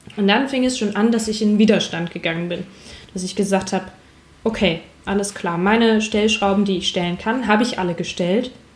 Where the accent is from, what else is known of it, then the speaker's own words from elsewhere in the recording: Hamburg, Germany; ich komme ursprünglich aus Hamburg